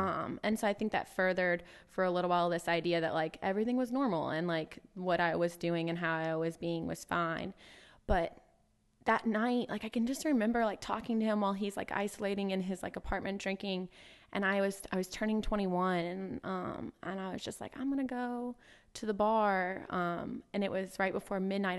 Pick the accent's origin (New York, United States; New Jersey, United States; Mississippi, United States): Mississippi, United States; Hill; I grew up in Hill, Mississippi. So, um, that is South Mississippi, as south as you can get, about two thousand people